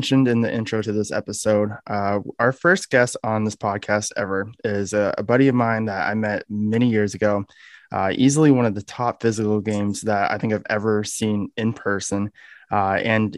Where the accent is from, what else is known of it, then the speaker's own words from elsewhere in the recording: Canada; moved away as an adult; also born or lived in Michigan; I was born and raised in Canada, where I started bowling youth basically from the time I was able to walk